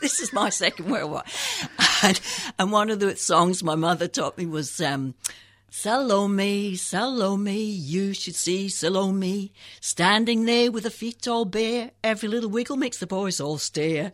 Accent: Scotland, United Kingdom; moved away as an adult; also born or lived in England; when I was fourteen, my father got T B and we had to move back to Scotland.

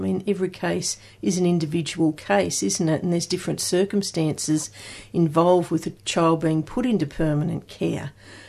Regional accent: Sydney, New South Wales, Australia; born there; because I was born in Sydney in Crown Street, and I was a Crown Street baby.

